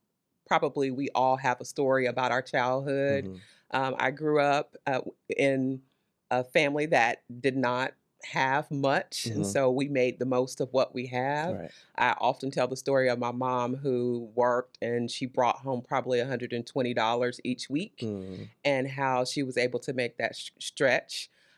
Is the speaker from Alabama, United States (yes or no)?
no; Conway, South Carolina, United States; now in Lexington, United States; Born and raised Lower South Carolina, a small town close to Myrtle Beach in the Conway area. Okay. So that's where I'm born and raised.